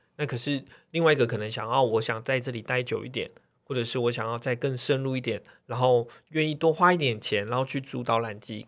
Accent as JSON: {"language": "Chinese", "country": "Taiwan", "said": "我们身为台湾人"}